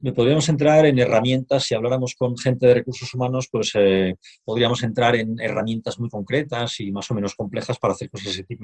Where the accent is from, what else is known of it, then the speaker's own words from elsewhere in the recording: Barcelona, Catalonia, Spain; moved away as an adult; now in Madrid, Spain; soy un barcelonés afincado en Madrid desde hace algunos años